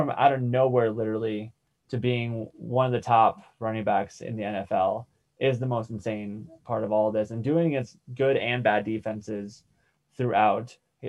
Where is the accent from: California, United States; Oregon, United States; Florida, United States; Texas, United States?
Florida, United States; Sarasota; my hometown, Sarasota, Florida.